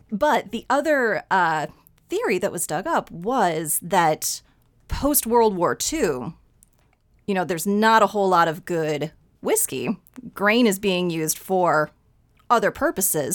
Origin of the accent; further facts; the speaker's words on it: Dixon, Illinois, United States; I grew up in Dixon, about two hours west of Chicago